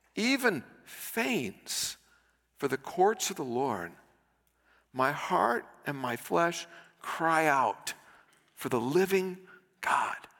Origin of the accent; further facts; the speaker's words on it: United States; I'm an American